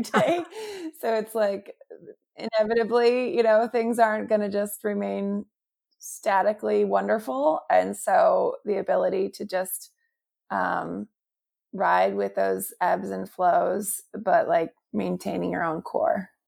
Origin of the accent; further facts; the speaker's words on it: St. Louis, Missouri, United States; my hometown of Saint Louis